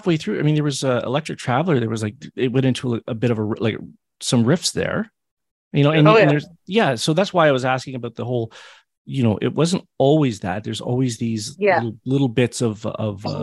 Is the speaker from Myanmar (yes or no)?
no; Hamilton, Ontario, Canada; born or raised there